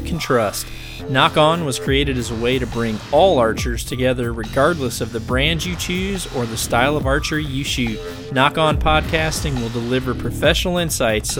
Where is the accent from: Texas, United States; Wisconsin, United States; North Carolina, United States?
North Carolina, United States; Fort Bragg; I was born on Fort Bragg